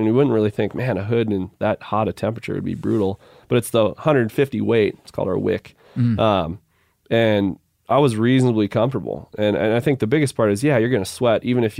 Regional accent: Minnesota, United States; Now, growing up in Minnesota, it was brutally hot.

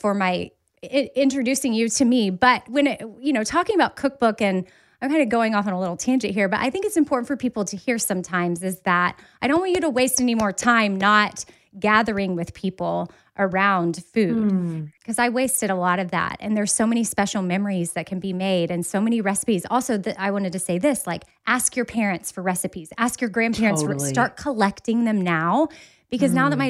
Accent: Austin, Texas, United States; It was, we grew up in Onion Creek, so South Austin.

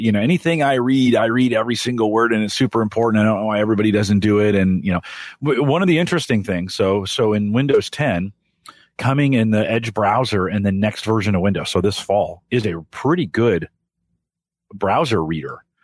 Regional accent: Silicon Valley, California, United States; I grew up in the Silicon Valley

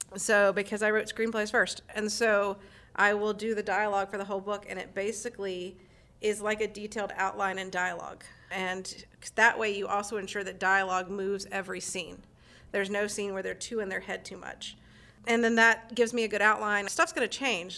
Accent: North Carolina, United States; now in San Francisco Bay Area, United States; We're originally from North Carolina

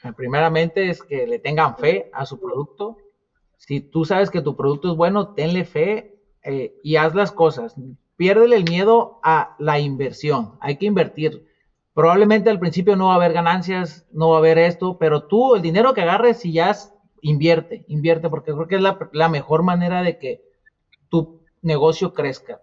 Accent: Nayarit, Mexico; now in Phoenix, United States; Somos de Nayarit, nacimos en Nayarit

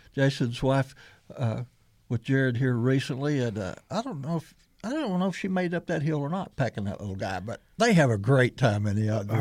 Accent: Missouri Bootheel, United States; I grew up just hey, 250 miles from here down in the swamp to the Boot Hill

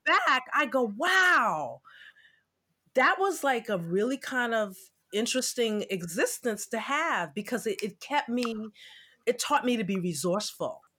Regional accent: New York City, New York, United States; now in Jersey City, United States; I'm originally from Brooklyn. I'm a Brooklyn girl.

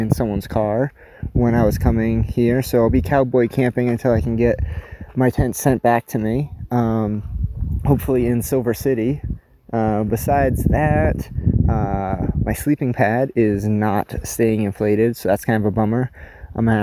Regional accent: New Hampshire, United States; I'm from the East Coast and from New Hampshire

